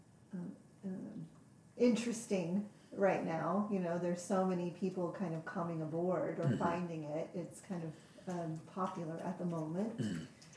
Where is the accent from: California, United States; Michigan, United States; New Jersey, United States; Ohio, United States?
California, United States; I'm from California